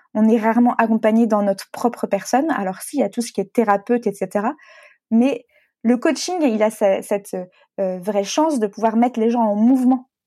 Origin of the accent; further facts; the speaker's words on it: Brittany, France; moved away; also born or lived in Paris / Lyon; je suis bretonne